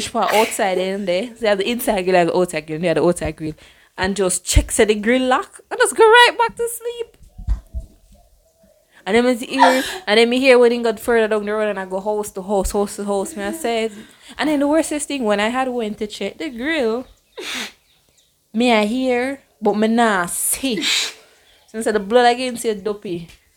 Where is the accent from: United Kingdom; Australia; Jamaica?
Jamaica; moved away; I am black and I'm a Jamaican